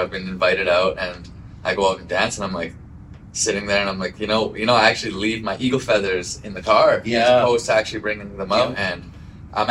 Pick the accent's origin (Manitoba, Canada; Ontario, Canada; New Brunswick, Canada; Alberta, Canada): Alberta, Canada; Edmonton; moved away as an adult; also born or lived in Poundmaker, Saskatchewan; now in Calgary, Canada; I was born and raised here in Edmonton, but I moved out there in my adult life